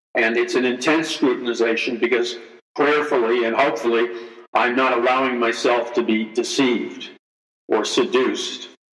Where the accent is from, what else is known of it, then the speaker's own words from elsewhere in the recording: United States; we as American Christians